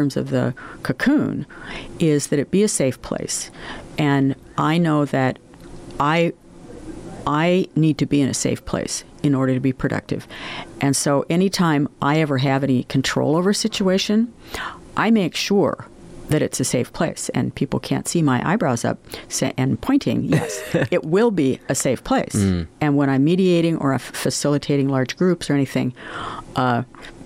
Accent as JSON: {"language": "English", "region": "Oregon", "country": "United States", "also_born_or_lived": "Buffalo", "moved": "as an adult", "said": "I was from Oregon."}